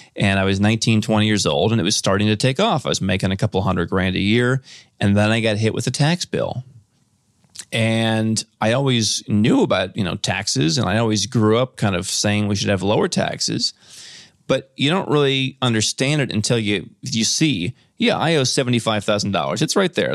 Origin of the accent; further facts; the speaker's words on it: Cleveland, Ohio, United States; moved away; I grew up in Cleveland